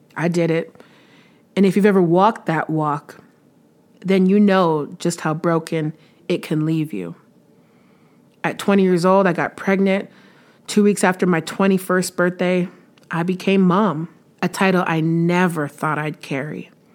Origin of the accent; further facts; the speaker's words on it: Windsor, Ontario, Canada; moved away as an adult; now in Stittsville, Canada; I was born in Windsor, Ontario, lived there for most of my life uh, until about a year and a half ago when I moved to Stittsville, Ontario, which is a little suburb of Ottawa